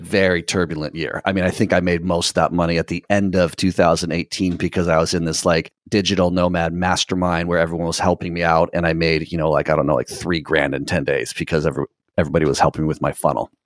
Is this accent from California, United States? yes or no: yes; Southern California, United States; moved away as an adult; also born or lived in Nicaragua; I'm from Southern California, and actually currently in Southern California